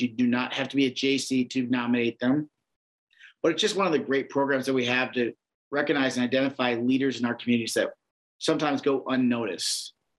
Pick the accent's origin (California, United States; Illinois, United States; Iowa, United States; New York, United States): Iowa, United States; I've been born and raised in Iowa